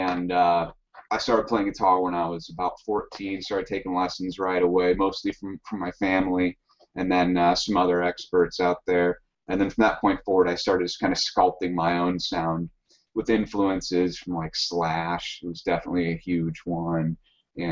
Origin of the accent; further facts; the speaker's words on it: Midwest, United States; now in Southern California, United States; the three of us are from the Midwest originally